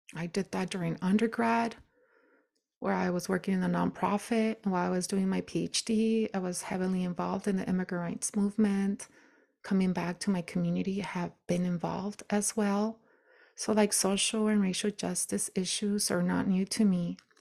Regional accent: United States; I'm still an American woman.

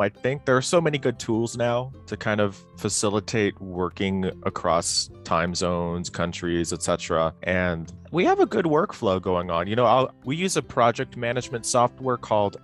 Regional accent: United States; moved away as an adult; now in Chiang Mai, Thailand; I'm from America, but currently me and my programmer are in Chiang Mai, Thailand, and we've both been living here about 5 years

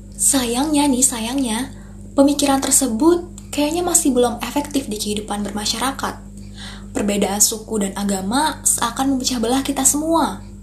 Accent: Indonesia; orang yang lahir dan besar di Indonesia

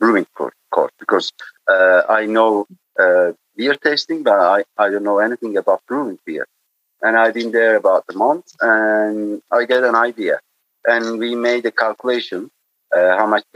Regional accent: Muğla, Turkey; English is a second language; also born or lived in North Carolina; I'm from Muğla. I born here and I lived till the lycée.

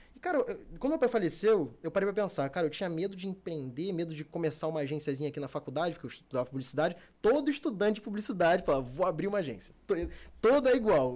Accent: Rio de Janeiro, Brazil; also born or lived in Barra da Tijuca, Rio de Janeiro; eu sou da Zona Norte, Meia, Caxambi, aquela área ali. Hoje em dia eu tô morando aqui na Barra, mas sou criado é, na Zona Norte.

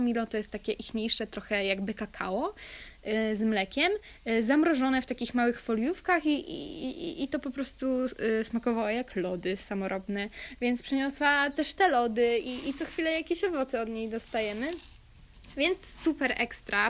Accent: Kashubia, Pomeranian Voivodeship, Poland; moved away; moja wioska na Kaszubach, z której pochodzę

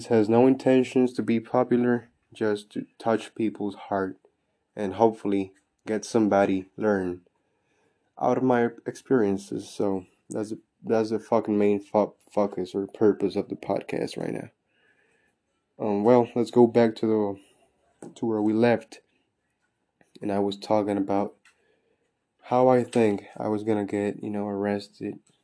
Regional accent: Mexico; moved away; also born or lived in Texas, United States / Houston, United States; I'm from Texas, but I was raised in Mexico as well. So I'm 50-50.

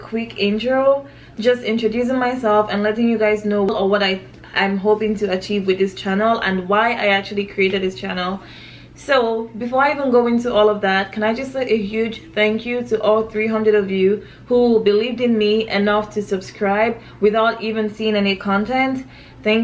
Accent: Nigeria; now in United States; I'm Nigerian

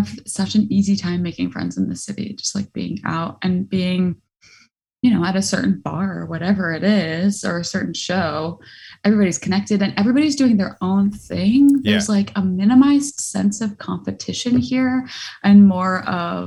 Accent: Hudson Valley, New York, United States; also born or lived in Boston; now in New York City, United States; I grew up in the Hudson Valley in New York, so not far from here

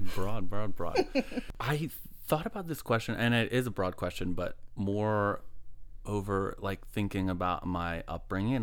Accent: Midlothian, Virginia, United States; Midlothian, Virginia. Yeah, grew up, like, you know, cul-de-sac

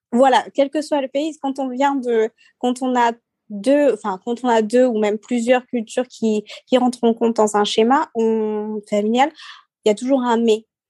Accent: Seychelles; now in France; je suis née aux Seychelles

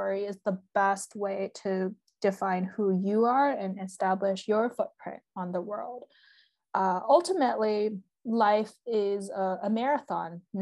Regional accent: Bay Area, Northern California, United States; moved away as an adult; also born or lived in Massachusetts; I'm from the Bay Area, which is very like the heart of Silicon Valley, very STEM heavy

